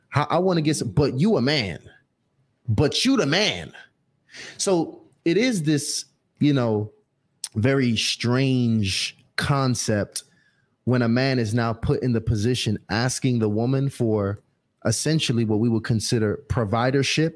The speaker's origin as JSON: {"language": "English", "town": "New York City", "region": "New York", "country": "United States", "tie": "born or raised there", "said": "I was born in Brooklyn"}